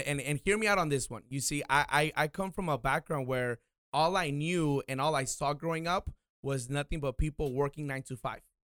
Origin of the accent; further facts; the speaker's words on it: Oxnard, California, United States; I was born and raised here in Oxnard